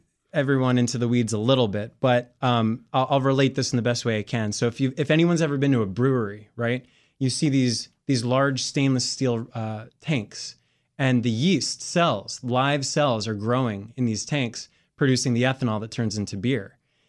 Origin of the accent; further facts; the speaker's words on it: Maryland, United States; So I grew up in Montgomery County, went to school, Calvin John Middle School, then Churchill High School, went to University of Maryland